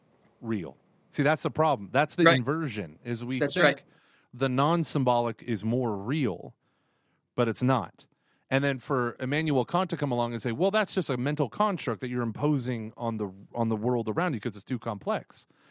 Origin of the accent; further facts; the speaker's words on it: Ireland; But I'm Irish.